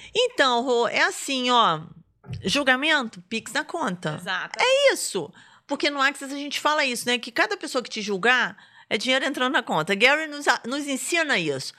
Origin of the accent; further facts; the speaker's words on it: Rio de Janeiro, Brazil; now in Brasília, Brazil; eu sou do Rio